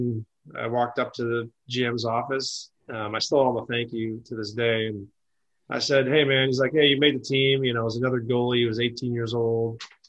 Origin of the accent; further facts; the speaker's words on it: Sault Ste. Marie, Michigan, United States; Well, my first college hockey game growing up in the Sioux, we had Lake Superior State across the river.